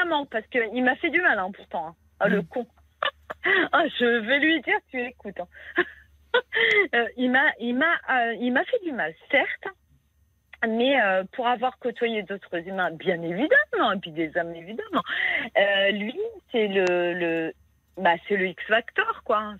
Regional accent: Brittany, France; je suis bretonne

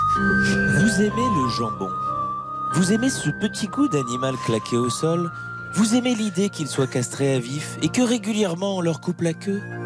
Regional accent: Belgium; je suis belge

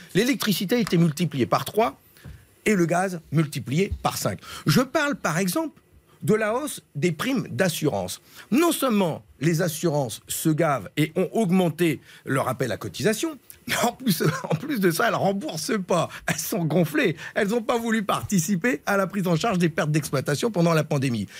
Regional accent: Nord, Hauts-de-France, France; je suis un ch'ti, je sais d'où je viens

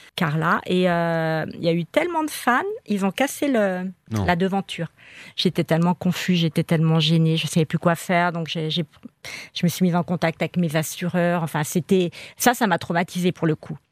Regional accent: Spain; je suis espagnole

